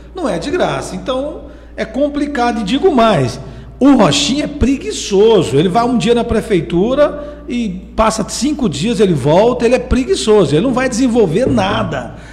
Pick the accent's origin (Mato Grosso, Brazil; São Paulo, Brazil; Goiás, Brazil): Goiás, Brazil; Castelândia; now in Caldas Novas, Brazil; sou lá de Castelândia